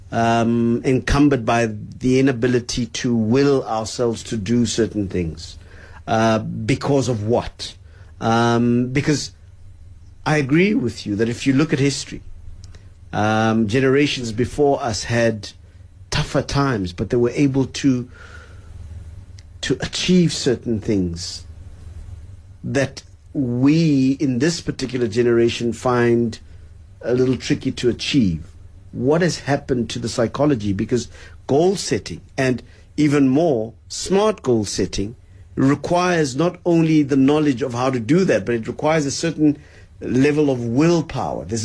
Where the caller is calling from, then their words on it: Boksburg, Gauteng, South Africa; I'm from Boksburg.